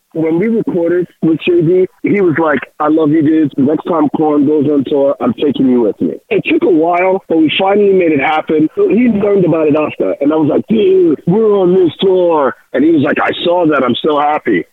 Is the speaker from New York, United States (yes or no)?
yes; New York, United States; being a New Yorker, I speak a little Spanglish